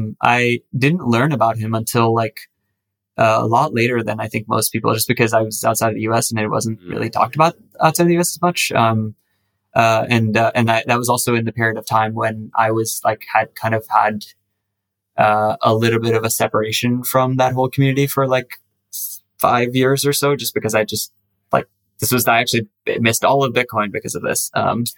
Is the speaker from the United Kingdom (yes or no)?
no; United Arab Emirates; Yeah, I'm actually Indian ethnically. My parents are Indians. I am Indian as well, technically. Like, I have a Indian passport. I just grew up in the UAE.